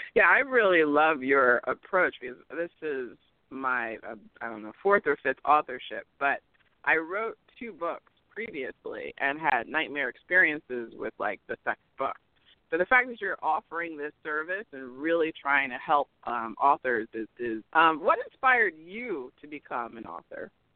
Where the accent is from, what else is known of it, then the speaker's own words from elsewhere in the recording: Cherry Hill, New Jersey, United States; I'm from Cherry Hill, which is right over uh, the bridge there